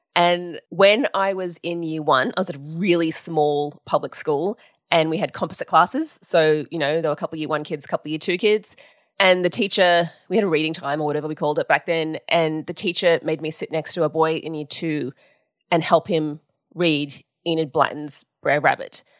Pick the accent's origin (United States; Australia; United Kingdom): Australia; Sydney, New South Wales; I grew up in Sydney, in New South Wales, um, in Balmain